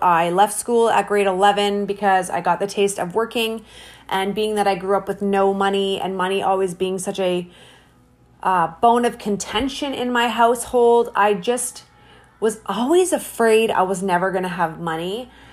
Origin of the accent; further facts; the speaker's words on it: Hamilton, Ontario, Canada; I was, um, born and raised in Hamilton, Ontario, Canada